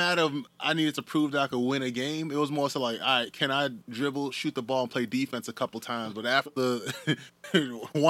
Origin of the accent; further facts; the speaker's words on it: Northeast, United States; being Northerners, man, we're from the Northeast.